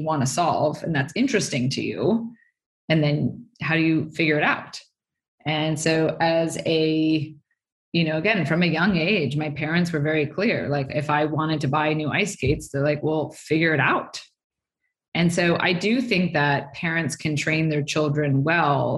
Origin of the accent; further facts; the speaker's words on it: Stanford, California, United States; I grew up on Stanford campus